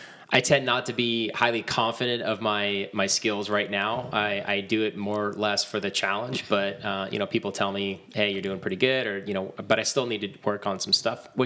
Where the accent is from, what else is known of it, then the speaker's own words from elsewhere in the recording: Bay Area, California, United States; I grew up in the Bay Area.